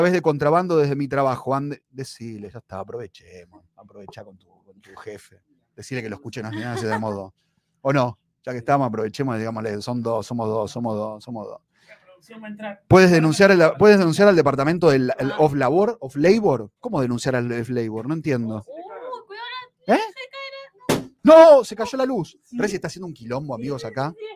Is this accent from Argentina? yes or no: yes; Argentina; moved away; yo soy argentino, soy de donde es Messi